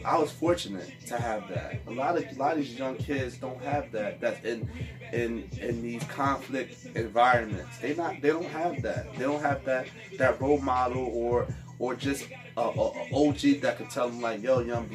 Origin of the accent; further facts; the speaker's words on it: North New Jersey, United States; I was born and raised in North New Jersey